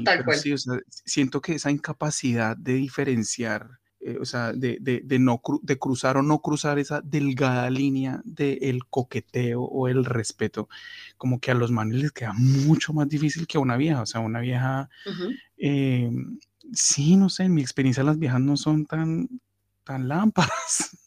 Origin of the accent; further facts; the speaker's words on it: Cali, Valle del Cauca, Colombia; moved away; Para los que no saben cuál es mi ciudad, mi ciudad, mi ciudad es Cali